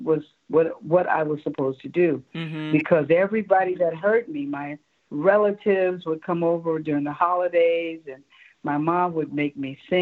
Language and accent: English; Chicago, Illinois, United States; moved away as an adult; I was born on the south side of Chicago, 60th and Peoria, which is no longer there